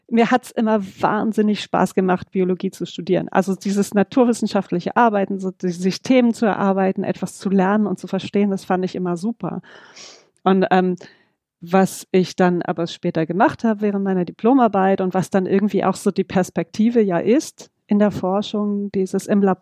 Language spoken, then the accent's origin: German; Düsseldorf, North Rhine-Westphalia, Germany; moved away; Ich komme ursprünglich aus Düsseldorf, ähm, lebe aber seit 20 Jahren jetzt im Süden von Deutschland aktuell in der Nähe von Karlsruhe.